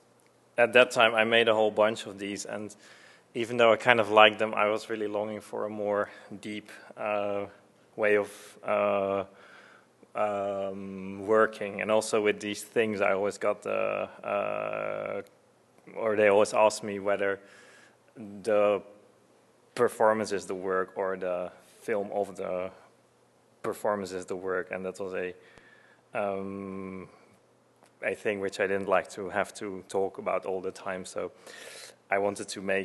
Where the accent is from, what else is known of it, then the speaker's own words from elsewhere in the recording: Netherlands; I was born in Holland, and I played piano from a very young age